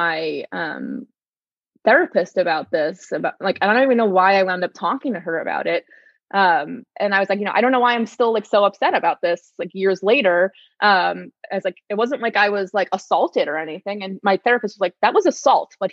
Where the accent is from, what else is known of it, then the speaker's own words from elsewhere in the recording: New York City, New York, United States; I grew up in New York City